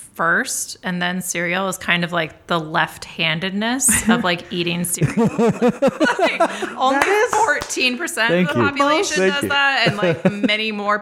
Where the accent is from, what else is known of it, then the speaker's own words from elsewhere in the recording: Sacramento, California, United States; My hometown is Sacramento.